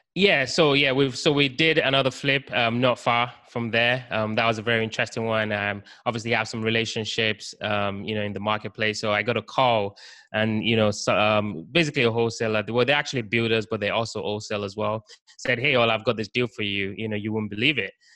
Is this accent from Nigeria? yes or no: yes; Nigeria; also born or lived in United Kingdom; now in Baltimore, United States; I was actually born in Nigeria, West Africa, and then lived in the UK for some time. So that's kind of where the accent came from